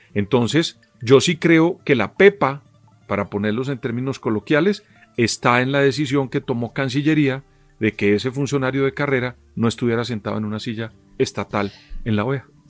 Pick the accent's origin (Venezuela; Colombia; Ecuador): Colombia; yo como colombiano, yo tengo 56 años